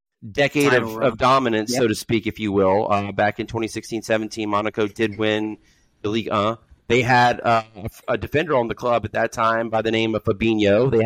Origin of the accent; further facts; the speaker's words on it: Germany; I remember when I was growing up in Germany, Nantes was a powerhouse.